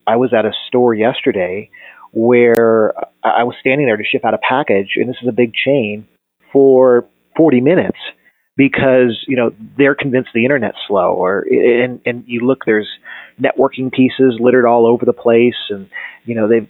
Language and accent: English; Colorado, United States; now in Phoenix, United States; No, I actually was originally from Colorado, but ironically enough, telecom divestiture of AT&T is what moved my family to Phoenix.